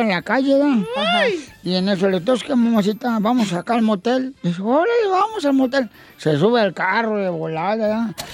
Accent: Michoacán, Mexico; Yo soy borracho, pero soy de Zaguay, Michoacán.

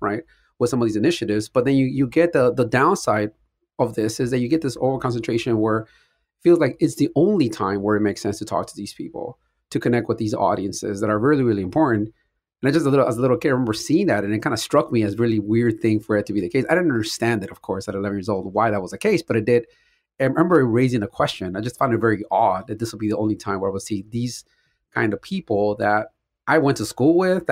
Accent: Compton, California, United States; I grew up in Compton, listening to mostly hip-hop music

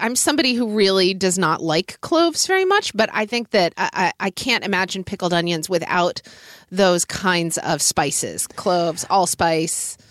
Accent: Oklahoma, United States; growing up in Oklahoma

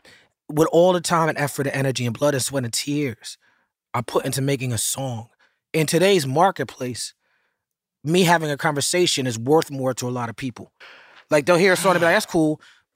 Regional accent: New York City, New York, United States; I'm from Midtown.

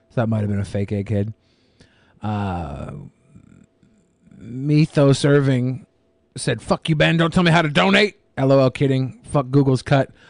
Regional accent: British Columbia, Canada; in BC, I have seen a bear in the well. Uh, I can't really call it a city. Being Canadian, we have igloos.

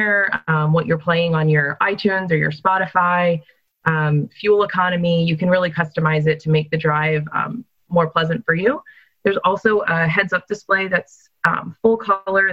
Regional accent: Northeast, United States; I'm a Yankee as well, Steve. So I grew up in the Northeast

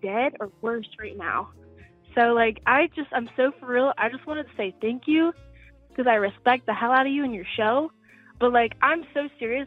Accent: Atlanta, Georgia, United States; moved away as an adult; now in Tokyo, Japan; I'm from Atlanta, and I'm so glad. But I'm studying abroad in Tokyo

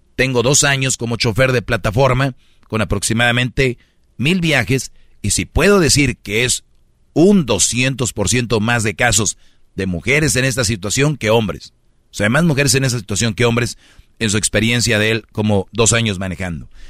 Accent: Monterrey, Nuevo León, Mexico; yo soy de Monterrey

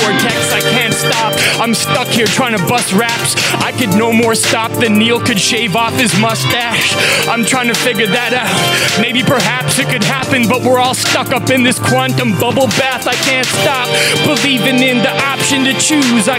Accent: Western Canada, Canada; I'm from Western Canada

